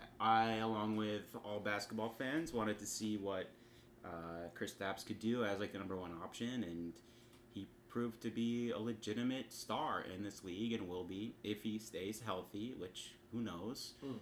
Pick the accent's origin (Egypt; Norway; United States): United States; New York City, New York; I am a native New Yorker.